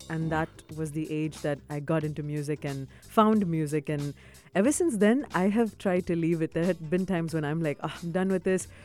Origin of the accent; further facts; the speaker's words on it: Dubai, United Arab Emirates; also born or lived in South India / Boston; growing up in the UAE, I grew up in Dubai, I was yeah. born here